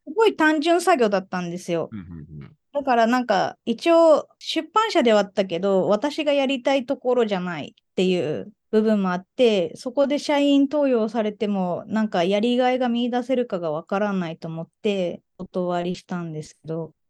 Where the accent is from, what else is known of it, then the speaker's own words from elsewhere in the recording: Okinawa, Japan; moved away as an adult; now in Tokyo, Japan; 一回沖縄に帰ろうか